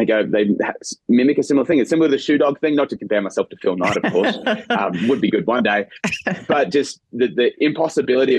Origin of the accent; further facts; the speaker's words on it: Brisbane, Queensland, Australia; moved away as an adult; now in United States; I'm a boy from Brisbane.